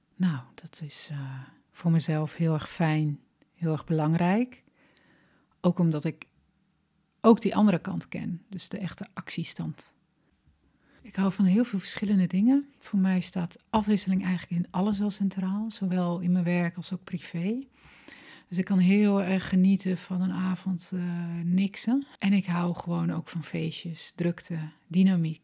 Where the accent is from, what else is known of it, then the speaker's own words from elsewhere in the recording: Glanerbrug, Overijssel, Netherlands; moved away as an adult; also born or lived in Enschede / Wageningen; Ik ben geboren in eh, Twente, in eh, Enschede, opgegroeid in Glanenbrug